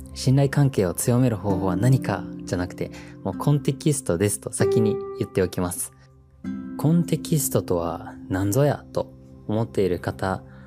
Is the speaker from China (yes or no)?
no; New Zealand; moved away as an adult; now in Japan; 僕はもともと自然豊かなニュージーランドという国で生まれ育って